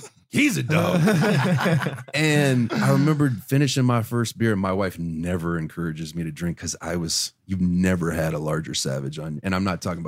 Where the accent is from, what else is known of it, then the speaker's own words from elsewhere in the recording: Terre Haute, Indiana, United States; moved away; We grew up in Terre Haute, Indiana